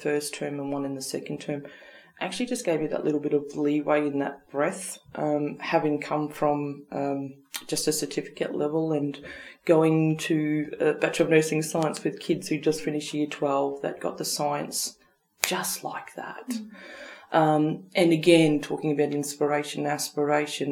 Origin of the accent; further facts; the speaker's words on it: Rockhampton, Queensland, Australia; moved away; also born or lived in Darwin; an East Coast person, I guess, someone growing up in Rockhampton